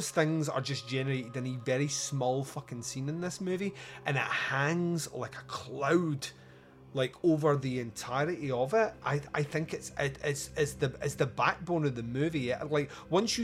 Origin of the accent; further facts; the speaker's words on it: Scotland, United Kingdom; I'm Scottish